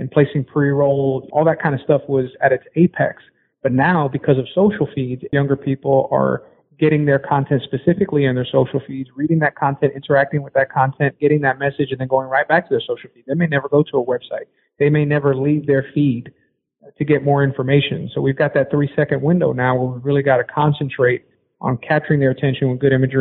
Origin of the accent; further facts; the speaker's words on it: Puerto Rico; I'm from Puerto Rico, Latinx person of color in the sports industry